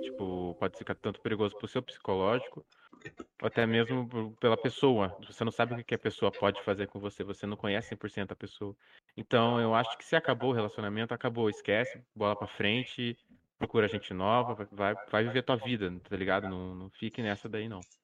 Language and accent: Portuguese; Curitiba, Paraná, Brazil; sou de Curitiba